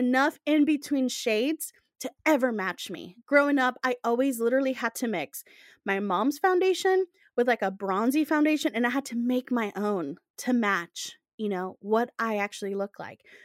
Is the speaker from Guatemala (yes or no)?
yes; Guatemala; now in United States; growing up in Guatemala